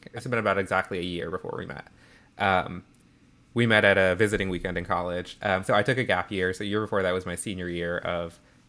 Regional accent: Atlanta, Georgia, United States; And I grew up in Atlanta, very much in the Bible Belt, very like deeply kind of like evangelical Christian community.

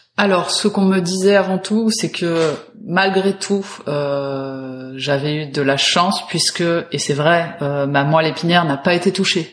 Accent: Paris, Île-de-France, France; je suis parisienne

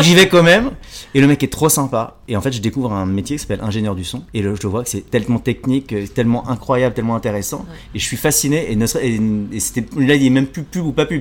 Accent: France; also born or lived in Jakarta, Indonesia; Je suis né donc à Jakarta en Indonésie. Je suis arrivé en France à l'âge de 4 mois. J'ai eu la chance d'être adopté par une famille française

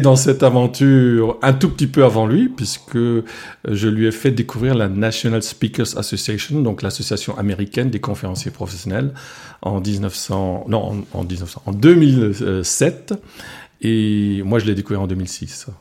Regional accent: Alsace, France; first language Alsatian; French is a second language; l'alsacien, c'est ma langue maternelle. J'ai appris le français à l'âge de 5 ans et encore euh, dans un village où on parlait français uniquement à l'école

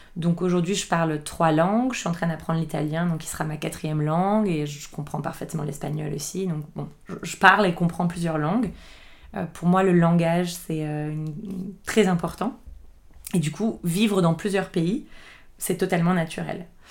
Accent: Boulogne-Billancourt, Île-de-France, France; moved away as an adult; now in Lisbon, Portugal; je suis née en France, euh, à Boulogne-Billancourt. Euh, j'ai grandi dans une, dans une grande maison euh, en banlieue parisienne

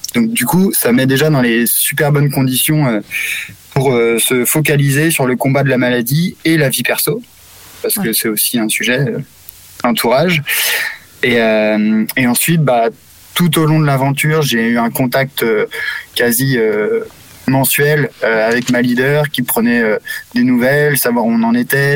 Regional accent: Brittany, France; also born or lived in Madagascar / Morocco; j'ai 33 ans, je suis breton

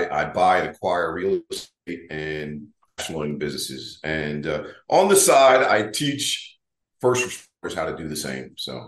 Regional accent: Delaware, United States; moved away; I'm from the East Coast. I'm originally from Delaware.

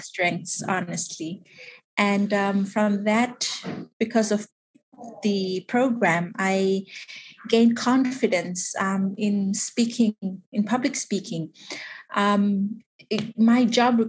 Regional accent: Tuvalu; I am from Tuvalu, the beautiful sandy beaches of Tuvalu

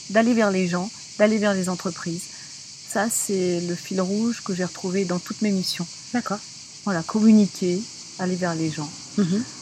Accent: Paris, Île-de-France, France; Je suis parisienne au départ, puis euh, j'ai navigué un petit peu dans toute la France.

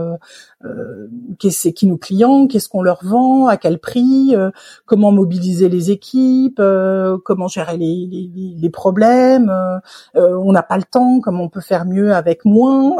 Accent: Paris, Île-de-France, France; en tant que Parisienne, euh, née, élevée et grandie à Paris

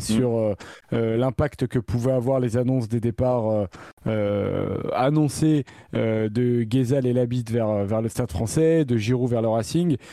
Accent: France; en tant que Français

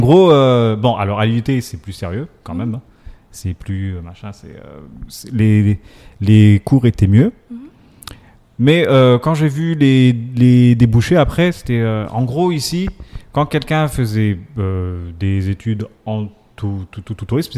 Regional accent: Comoros; je suis comorien

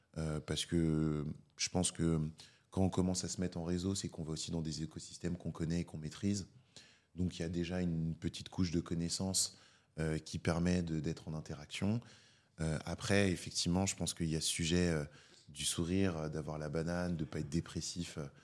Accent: Paris, Île-de-France, France; j'ai grandi à Paris, je suis né à Paris. J'ai toujours vécu à Paris, à part pour mes études.

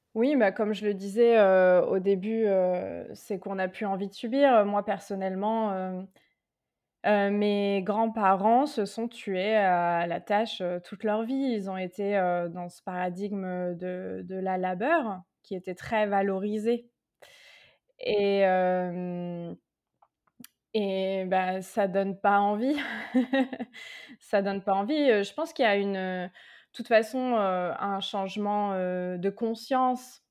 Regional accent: Tours, Centre-Val de Loire, France; moved away as an adult; j'ai trouvé un cabinet à Tours. Et puis, oui, donc je suis rentrée dans ma ville natale.

